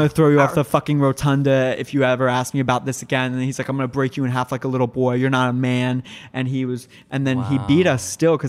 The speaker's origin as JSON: {"language": "English", "region": "Virginia", "country": "United States", "said": "I'm from Virginia. I worked in politics for 5 years. I moved all around Virginia."}